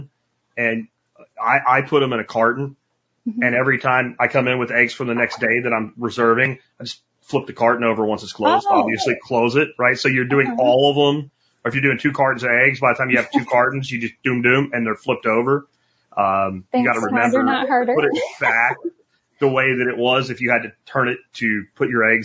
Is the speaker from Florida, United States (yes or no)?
yes; Florida, United States; I'm from Florida